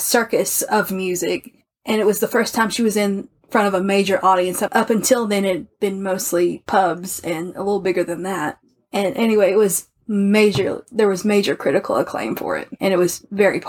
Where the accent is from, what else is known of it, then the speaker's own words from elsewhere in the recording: the American South, United States; I'm an American from the South